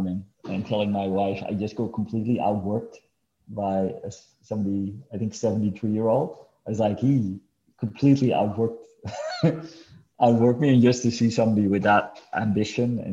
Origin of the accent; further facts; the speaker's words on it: Amsterdam, North Holland, Netherlands; moved away; also born or lived in Los Angeles / Mexico City; born and raised in Amsterdam, but definitely see LA and Mexico City as home.